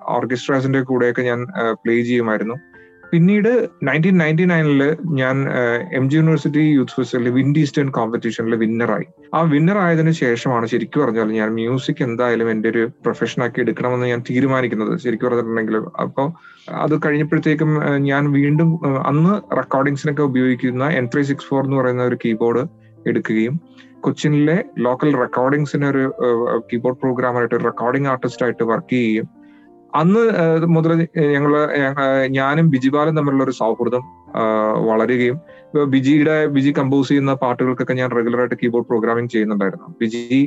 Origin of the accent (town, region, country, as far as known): Calicut University, Kerala, India; born or raised there